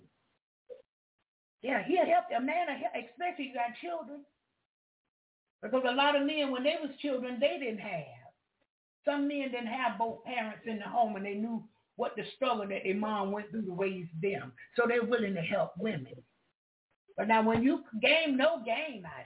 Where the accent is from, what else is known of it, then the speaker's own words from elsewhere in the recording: Jacksonville, Florida, United States; I'm from Duval County